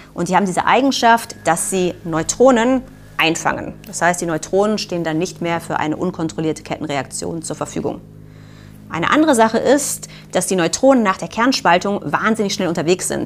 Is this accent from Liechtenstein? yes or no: no; Germany; Bei uns in Deutschland